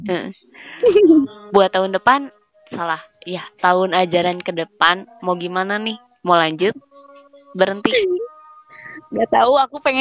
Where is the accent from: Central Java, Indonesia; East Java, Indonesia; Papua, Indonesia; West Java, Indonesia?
West Java, Indonesia; Aku aja sebagai orang Sunda nggak bisa bahasa Sunda